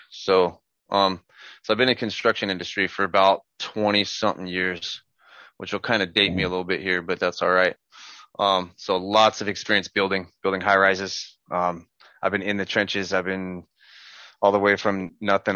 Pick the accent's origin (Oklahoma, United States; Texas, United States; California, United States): California, United States; Southern; I'm from Southern California.